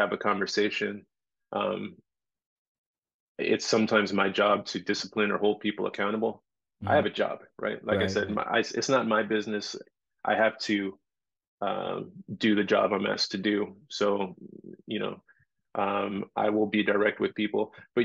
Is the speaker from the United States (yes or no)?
yes; Los Angeles, California, United States; moved away as an adult; now in Maui, United States; I came here 18 years ago. I'm from Los Angeles